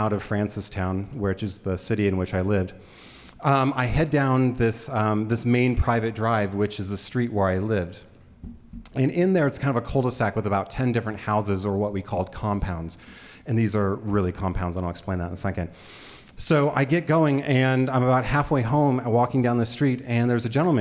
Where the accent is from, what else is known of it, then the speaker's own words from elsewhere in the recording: Idaho, United States; I grew up here in Idaho